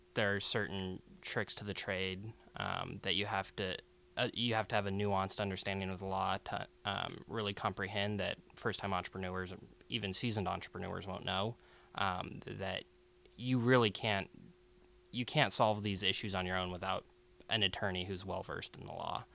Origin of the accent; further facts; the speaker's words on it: Seattle, Washington, United States; I was born and raised here in Seattle